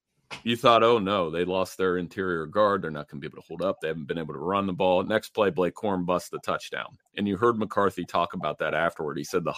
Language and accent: English; Central Ohio, United States; I'm biased growing up in Central Ohio and having family that both sides of this thing.